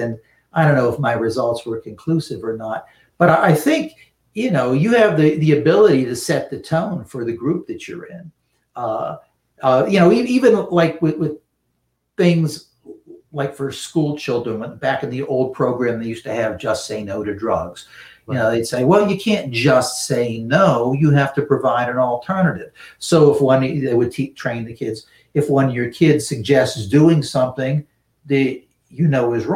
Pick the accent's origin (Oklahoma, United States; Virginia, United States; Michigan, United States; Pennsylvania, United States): Pennsylvania, United States; Western; also born or lived in Pittsburgh; I grew up in Western Pennsylvania, but I live in the Pittsburgh area now